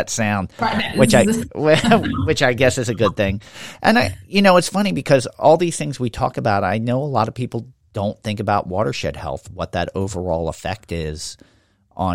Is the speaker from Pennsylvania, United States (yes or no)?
yes; Levittown, Pennsylvania, United States; as a kid growing up in Levittown